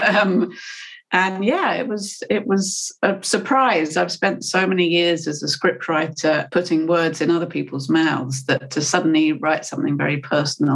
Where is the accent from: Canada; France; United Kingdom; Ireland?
United Kingdom; I'm British